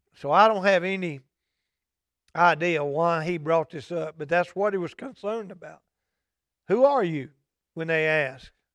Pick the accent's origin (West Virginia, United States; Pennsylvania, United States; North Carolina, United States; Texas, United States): Texas, United States; Omaha; moved away as an adult; I was coming back to Omaha. And I struggled with it because it's my hometown